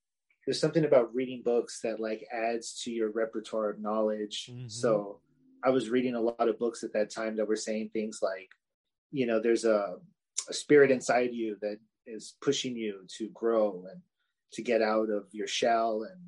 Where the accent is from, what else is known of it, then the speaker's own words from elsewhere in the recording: Los Angeles, California, United States; now in Fresno, United States; I grew up in LA. So I'm from Southern Cali, transplanted into Central Cali